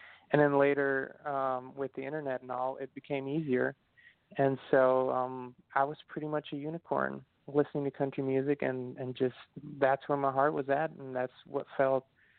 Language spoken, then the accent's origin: English; Austria; now in Tennessee, United States; Well, as you said, it is a beautiful country. It's, you know, Central Europe in the middle of the Alps. So we have the mountains. We have a million lakes.